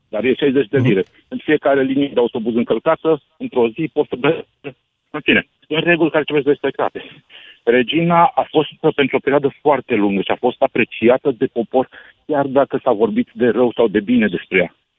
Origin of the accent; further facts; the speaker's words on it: Romania; now in London, United Kingdom; Eu când m-am născut în România, am primit automat buletin